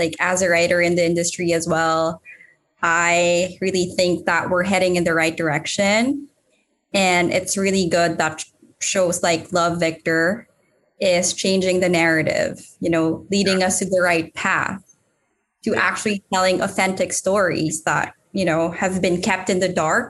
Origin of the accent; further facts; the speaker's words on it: Philippines; It's good you said that. I'm also Filipino. So that's good to hear.